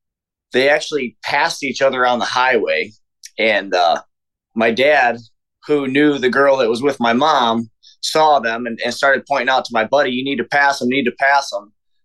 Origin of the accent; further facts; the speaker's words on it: Houston, Texas, United States; born there; I was born in Harris County, Texas, Houston.